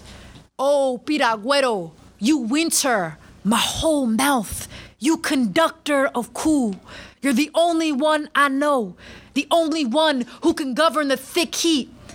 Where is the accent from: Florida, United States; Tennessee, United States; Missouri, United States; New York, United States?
New York, United States; New York City; growing up in New York City